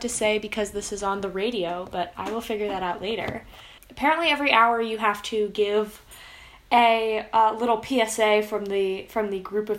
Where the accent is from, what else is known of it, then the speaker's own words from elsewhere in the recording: New Jersey, United States; So, yeah, I am from Central Jersey. It does exist. From a not really Jewish area